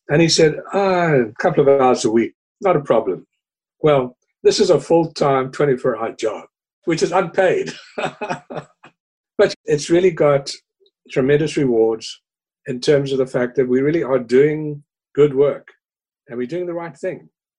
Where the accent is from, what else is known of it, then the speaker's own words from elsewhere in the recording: Cape Town, Western Cape, South Africa; now in New York, United States; When people ask me where I'm from, I generally say South Africa because I tend to identify with cities more than with countries. And I regard myself as a Cape Townian and a New Yorker.